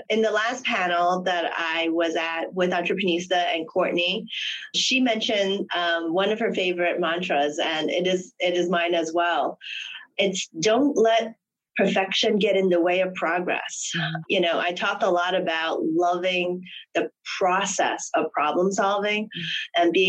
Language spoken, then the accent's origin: English; Hong Kong; I'm originally from Hong Kong, and I am, you know, the royal family lover.